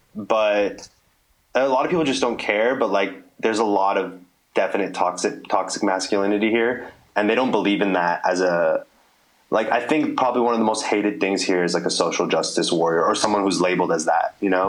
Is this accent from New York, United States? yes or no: no; California, United States; You know, California, that's where I was raised. That's where I was born and bred. And that's it. I hold it down for California always.